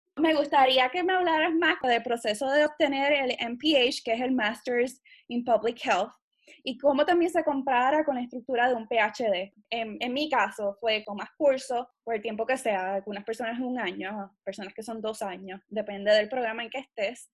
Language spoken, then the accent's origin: Spanish; Puerto Rico; yo soy puertorriqueña antes de ser científico